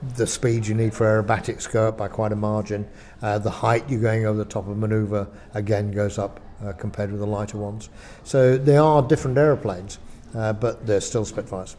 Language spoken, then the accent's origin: English; Lancashire, North West England, United Kingdom; moved away as an adult; I come from Lancashire